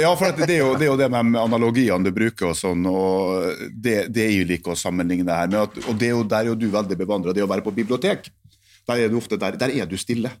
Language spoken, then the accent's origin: Norwegian; Norway; jeg som nordmann